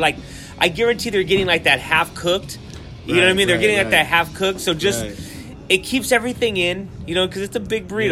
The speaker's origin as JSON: {"language": "English", "town": "Whittier", "region": "California", "country": "United States", "said": "we're from Whittier"}